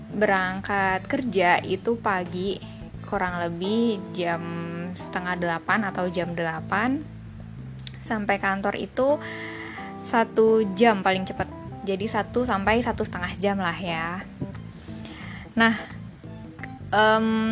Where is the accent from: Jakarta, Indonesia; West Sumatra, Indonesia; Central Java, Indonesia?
Jakarta, Indonesia; dari kecil tinggal di Jakarta